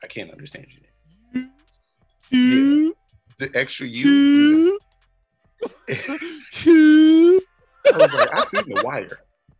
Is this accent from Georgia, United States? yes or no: yes; Atlanta, Georgia, United States; moved away; I grew up in Atlanta.